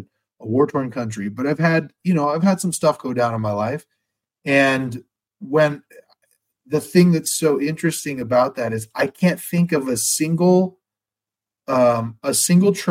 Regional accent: United States; as an American

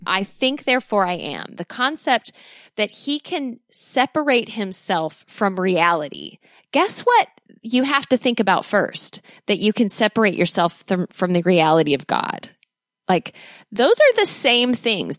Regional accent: United States; as an American

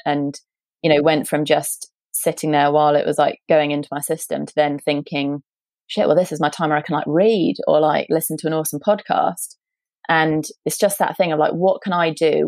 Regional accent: United Kingdom; accent: British; also born or lived in San Francisco; based in, as you might be able to tell from my accent, based in the UK

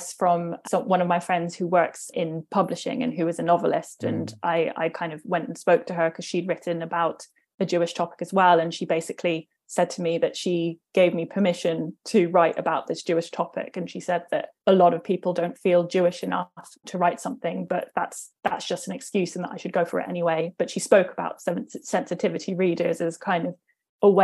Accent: London, United Kingdom; I grew up in Northwest London, so technically Cricklewood

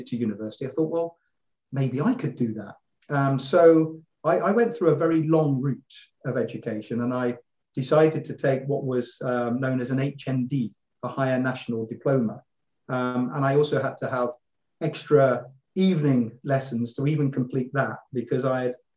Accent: Leamington Spa, West Midlands, United Kingdom; moved away as an adult; now in Luxembourg; I'm a Midlander. I was born in Leamington Spa.

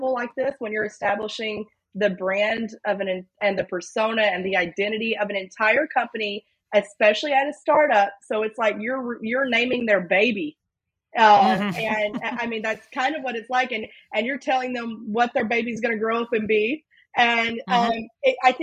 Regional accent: Louisiana, United States; I'm a Southerner, born and raised in Louisiana

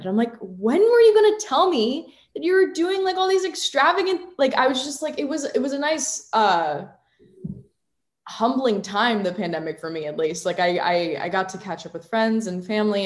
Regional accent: Virginia, United States; I'm from Virginia. I've lived in Virginia my whole life

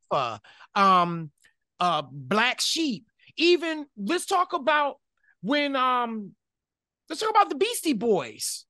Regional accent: Detroit, Michigan, United States; growing up in Detroit, Michigan

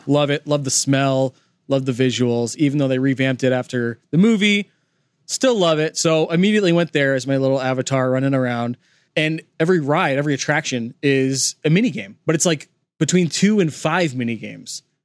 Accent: California, United States; also born or lived in Los Angeles, California (college); We grew up in California

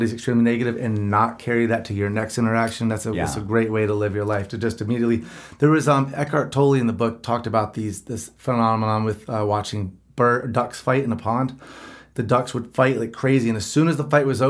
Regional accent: the Bible Belt, United States; I'm from the Bible Belt

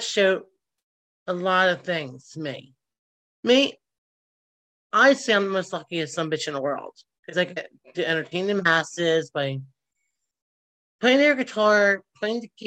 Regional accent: Philadelphia, Pennsylvania, United States; I was born and raised at Roxborough Memorial

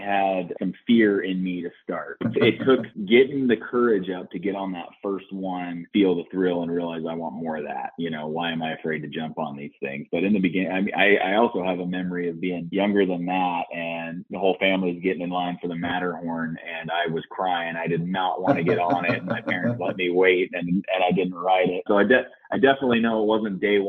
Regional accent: Gig Harbor, Washington, United States; I grew up in Gig Harbor, Washington

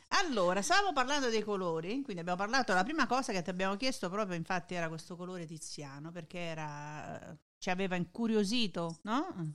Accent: Naples, Campania, Italy; moved away as an adult; now in Detroit, United States; mi lascio andare a delle esternazioni in napoletano

